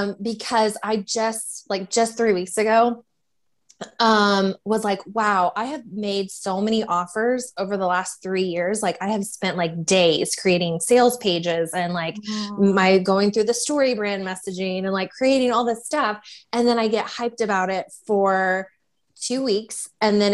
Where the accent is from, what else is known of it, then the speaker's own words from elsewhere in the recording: Louisville, Kentucky, United States; I am from the Louisville, Kentucky area